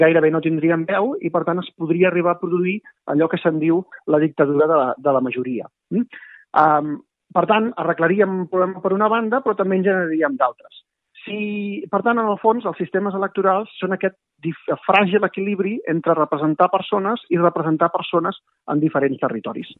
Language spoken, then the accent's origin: Catalan; Maresme, Catalonia, Spain; jo sóc del Maresme